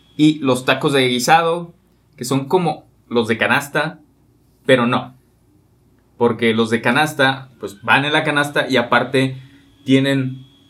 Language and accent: Spanish; Mexico; los mexicanos